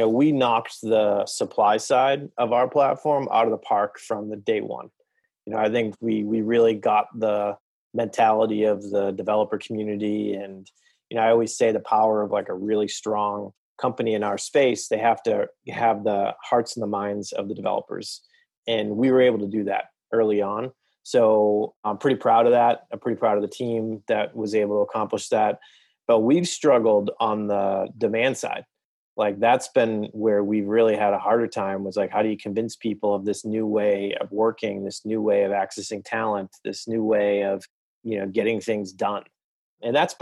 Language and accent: English; Boston, Massachusetts, United States; I am from the Boston area, native, still live there